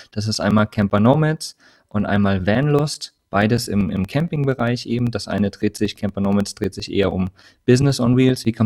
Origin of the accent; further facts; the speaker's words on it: Hesse, Germany; also born or lived in Saxony / Rhineland-Palatinate / Bavaria; bin geboren in Sachsen, äh, aufgewachsen in Hessen, Rheinland-Pfalz, habe in Bayern gelebt